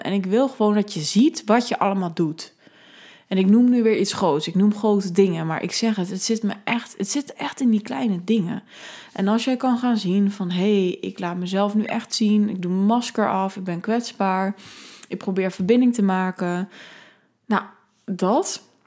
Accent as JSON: {"language": "Dutch", "country": "Netherlands", "said": "ik ben een Nederlander, ik ben uit, eh, kom uit een welvarend land"}